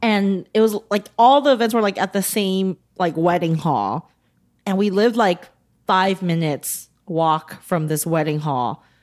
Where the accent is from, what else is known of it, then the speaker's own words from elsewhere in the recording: United States; accent: American; combined with our American accents